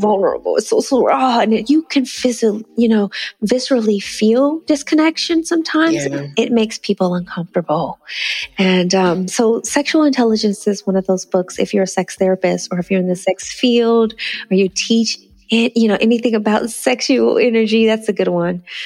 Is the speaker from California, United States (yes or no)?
yes; Northern California, United States; I'm from northern california and nice. san francisco and you know i grew up in a small town